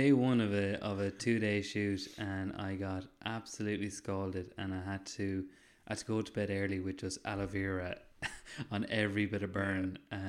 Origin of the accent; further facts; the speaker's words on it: Ireland; I'm Irish in the sun, true and true.